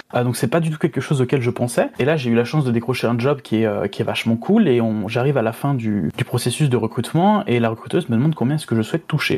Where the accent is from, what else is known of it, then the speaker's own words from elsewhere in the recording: France; moved away as an adult; en tant que français